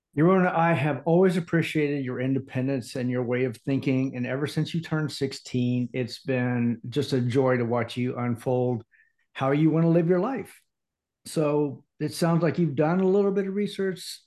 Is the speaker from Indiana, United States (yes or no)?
yes; Indiana, United States; also born or lived in Atlanta area / overseas; now in Atlanta, United States; born and raised in Indiana